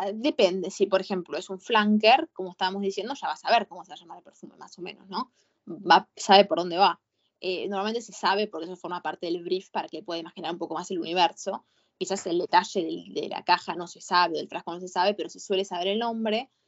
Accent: Argentina; yo soy una buena argentina

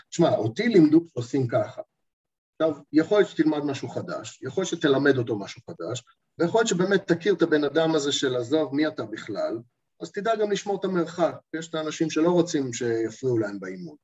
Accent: Eilat, Southern District, Israel; אני ילדתי, גם גדלתי באילת

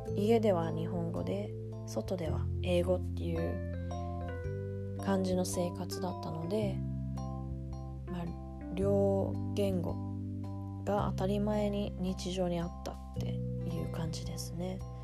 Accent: London, United Kingdom; イギリスのロンドンで生まれ育っているですが一度も日本に住んだことがないです

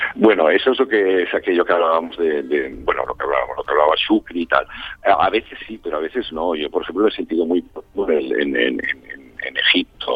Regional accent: Barcelona, Catalonia, Spain; en Cataluña, en la parte donde yo crecí, donde, bueno, soy de Barcelona, pero donde pasaba veranos y así

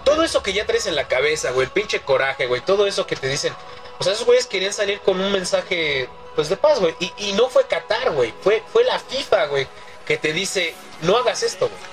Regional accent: Mexico City, Mexico; de la agrícola oriental

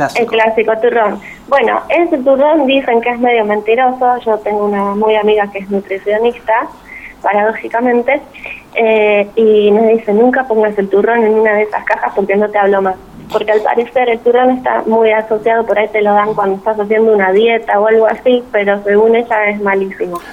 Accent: Argentina

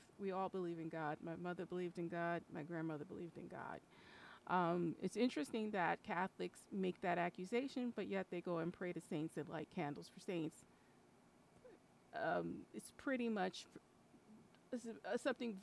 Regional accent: New York, United States; I'm Puerto Rican from New York

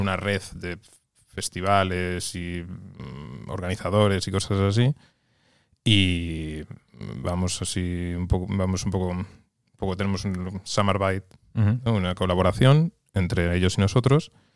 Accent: Santiago de Compostela, Galicia, Spain; moved away as an adult; also born or lived in Gijón / Lerma, Burgos; now in Oslo, Norway; Yo soy nacido en Gijón y criado en Santiago, Galicia, pero toda mi familia es de Lerma, provincia de Burgos.

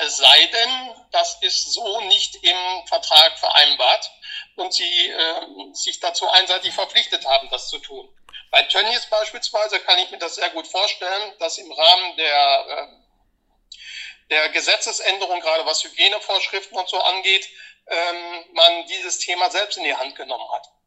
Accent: Munich, Bavaria, Germany; hier bei uns in München

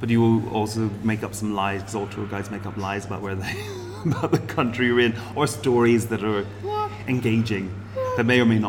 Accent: Ireland; As an Irish person

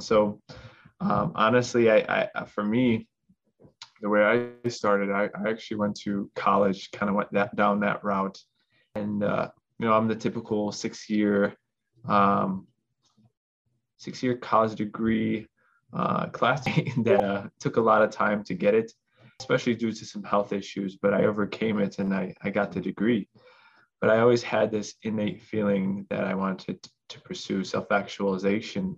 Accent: Chicago, Illinois, United States; I was born in America, down here in Chicago

